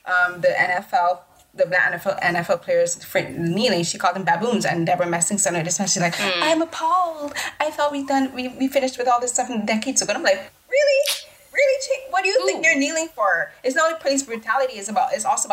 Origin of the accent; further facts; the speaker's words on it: Barbados; growing up in the Caribbean in Barbados